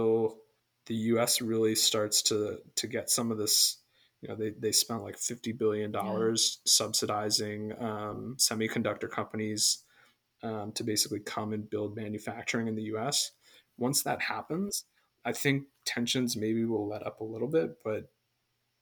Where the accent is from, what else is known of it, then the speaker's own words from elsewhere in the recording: United States; growing up in America